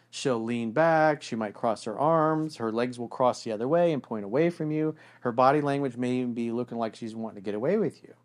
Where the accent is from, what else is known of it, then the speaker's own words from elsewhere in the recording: South Florida, United States; I grew up in South Florida